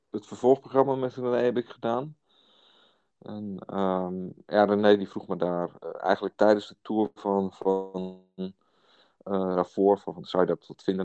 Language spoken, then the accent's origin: Dutch; Hillegom, South Holland, Netherlands; ik ben een man uit Hillegom